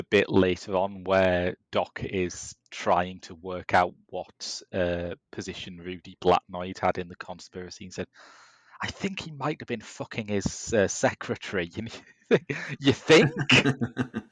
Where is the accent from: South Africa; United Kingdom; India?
United Kingdom; Middlesbrough, North East England; growing up in Middlesbrough in the 80s